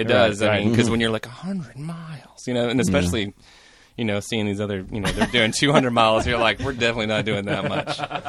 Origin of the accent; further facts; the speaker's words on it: Portland, United States; From Portland.